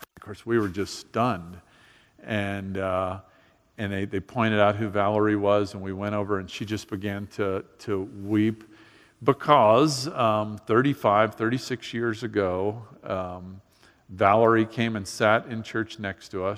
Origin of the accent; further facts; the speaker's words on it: Miami, Florida, United States; I grew up in Miami